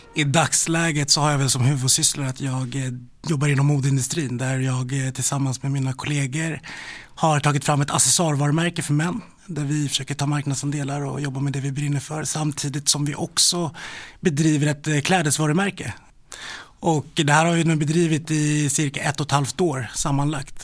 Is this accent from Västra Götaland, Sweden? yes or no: no; Stockholm, Stockholm County, Sweden; also born or lived in Rinkeby; Jag är eh, född i Rinkeby och eh, uppväxt i Vällingby-Hässelby i Västerort